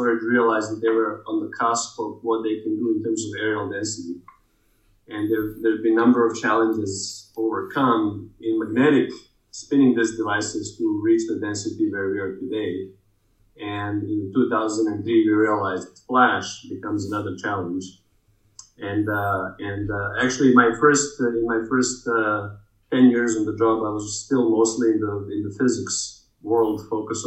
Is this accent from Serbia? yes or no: yes; Belgrade, Serbia; moved away as an adult; also born or lived in California; I was born in Belgrade, former Yugoslavia.